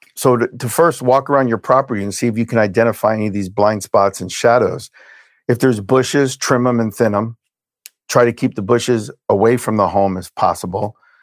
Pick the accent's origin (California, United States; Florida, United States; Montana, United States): Florida, United States; Hialeah; also born or lived in Brooklyn, New York; was born in Brooklyn, New York. We moved from Brooklyn to Hialeah, Florida. When I was six